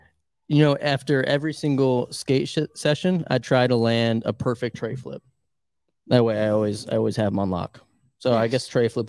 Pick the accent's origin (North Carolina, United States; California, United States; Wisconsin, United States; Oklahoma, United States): North Carolina, United States; Moyock; also born or lived in Virginia Beach; I grew up in Moyauk, North Carolina, which isn't too far from here. It's about 45 minutes.